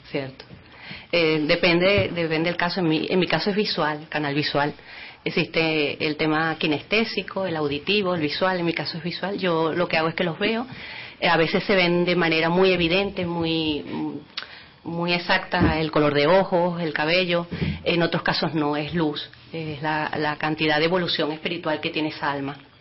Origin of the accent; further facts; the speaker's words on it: Venezuela; moved away as an adult; also born or lived in Lanzarote; now in Spain; yo soy nacida en Venezuela, tengo la doble nacionalidad por mis padres que son de Lanzarote